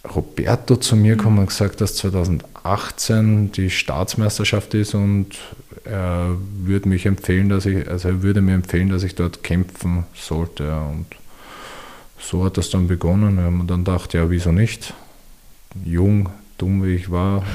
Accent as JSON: {"language": "German", "town": "Wiener Neustadt", "region": "Lower Austria", "country": "Austria", "said": "ich komme aus Wiener Neustadt"}